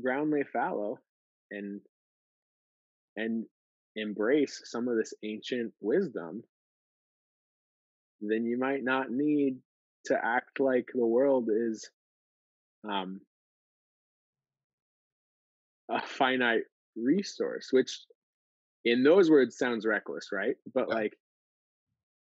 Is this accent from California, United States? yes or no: yes; Bay Area, California, United States; Jeff and I hail from California, specifically the Bay Area.